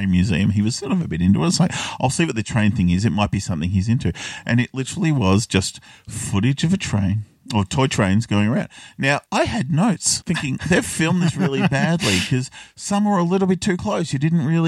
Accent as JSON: {"language": "English", "country": "Australia", "tie": "born or raised there", "said": "I grew up here in Australia"}